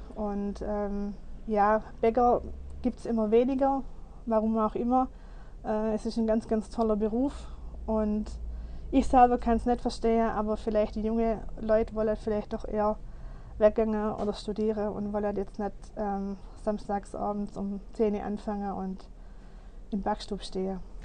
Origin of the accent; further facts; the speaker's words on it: Germany; bei uns in Deutschland